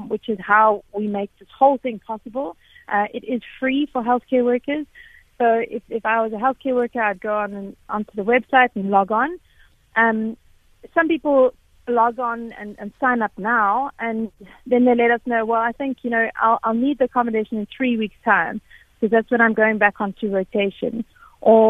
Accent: South Africa; I've always been a very particularly proud South African

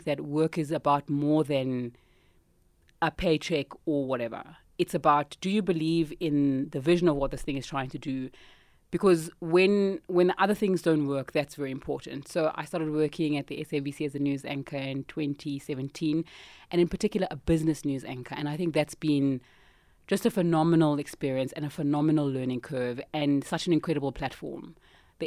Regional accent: Cape Town, Western Cape, South Africa; moved away as an adult; also born or lived in Australia / Botswana / Zimbabwe; now in Johannesburg, South Africa; I grew up in Cape Town, very cool upbringing

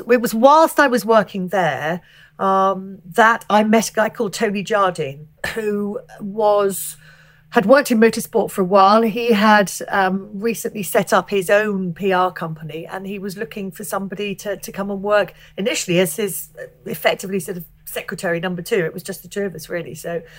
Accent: Alresford, South East England, United Kingdom; I grew up in Hampshire, which is in the south of England, a little town called Alsford, which is Winchester's probably the closest place that people will have heard

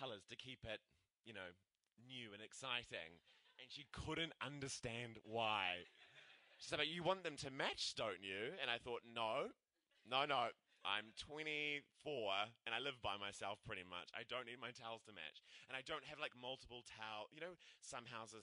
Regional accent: Christchurch, Canterbury, New Zealand; now in Auckland, New Zealand; I'm from Christchurch

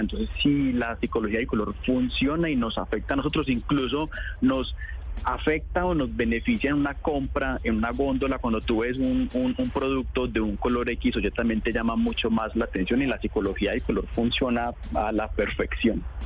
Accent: Colombia; Como colombianos a veces tenemos nuestra casa pintada de blanco

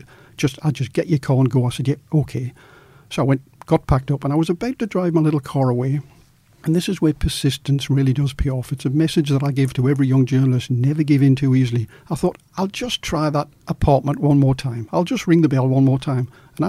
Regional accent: Australia; also born or lived in Newcastle; I'm a journalist from Australia.

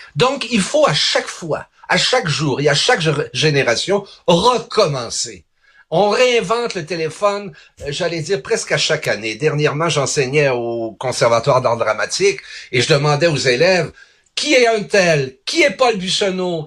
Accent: Charlevoix, Quebec, Canada; moved away; also born or lived in Montreal; ici dans mon patelin et je suis dans le village dans lequel je suis né

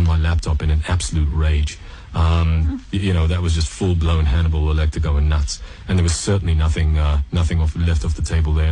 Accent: South Africa; moved away; also born or lived in Canada / Montreal / Middle East; I was born, grew up in South Africa, and then my family moved to Canada.

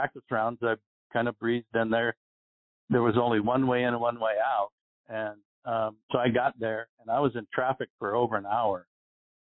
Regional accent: Arizona, United States; I grew up in Arizona where we get no wind here

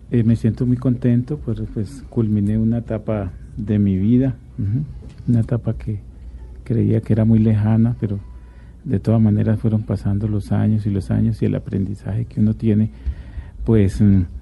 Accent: Antioquia, Colombia; Pues eh, yo eh, me crié en varias partes, pero soy de Antioquia y de mi mamá es antioqueña

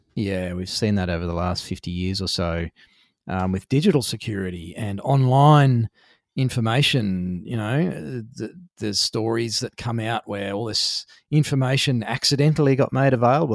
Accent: Australia; being an Australian

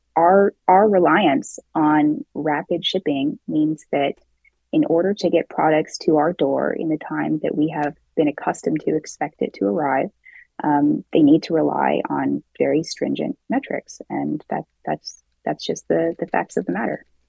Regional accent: Seattle, Washington, United States; in Seattle, my hometown

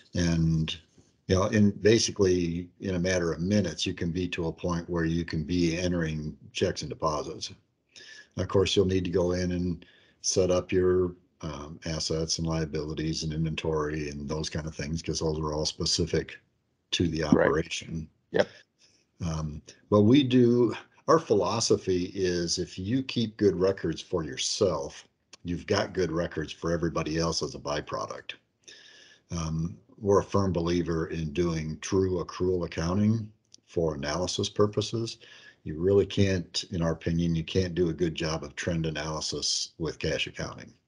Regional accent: La Porte City, Iowa, United States; moved away as an adult; also born or lived in New Lenox, Illinois; I grew up in LaPorte City, Iowa, um, about 15 miles south of Waterloo, northeast Iowa

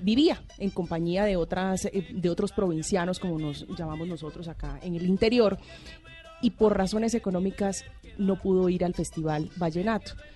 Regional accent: Villanueva, La Guajira, Colombia; mi tierra, Villanueva Guajira

